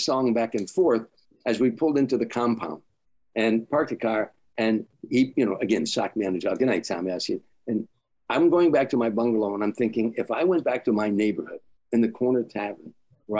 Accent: Chicago, Illinois, United States; moved away; my hometown

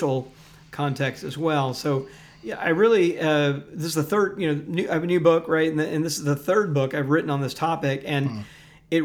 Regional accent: Jackson, Mississippi, United States; moved away; I grew up Southern Baptist in Jackson, Mississippi.

